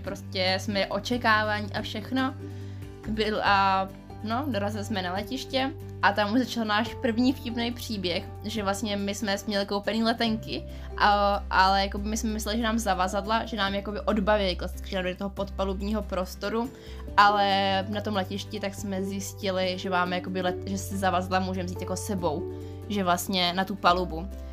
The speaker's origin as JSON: {"language": "Czech", "country": "Czechia", "said": "my jsme jako teda z Česka"}